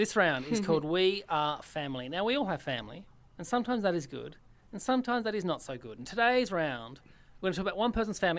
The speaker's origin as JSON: {"language": "English", "region": "Tasmania", "country": "Australia", "tie": "born or raised there", "moved": "yes", "said": "I grew up in Tassie"}